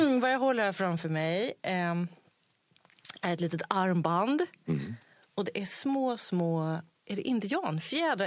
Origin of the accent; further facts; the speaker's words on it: Sweden; jag är svensk ändå.